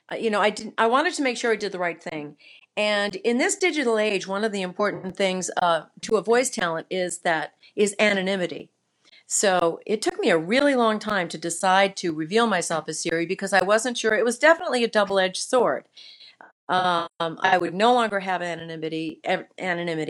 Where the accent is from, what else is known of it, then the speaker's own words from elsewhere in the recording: Burlington, Vermont, United States; I was born in Burlington, Vermont